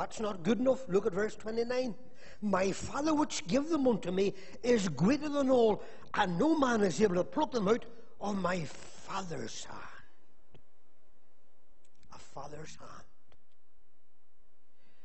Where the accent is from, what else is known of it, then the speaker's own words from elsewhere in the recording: Magherafelt, Northern Ireland, United Kingdom; Whenever I was a wee boy, growing up in Macclesfield